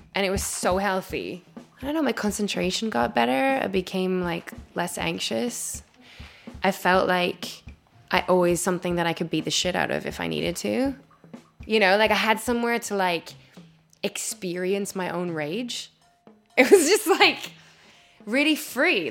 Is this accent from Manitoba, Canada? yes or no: yes; Winnipeg, Manitoba, Canada; moved away as an adult; now in London, United Kingdom; I am originally from Winnipeg, Manitoba, in Canada, but I've lived in London for about 11 years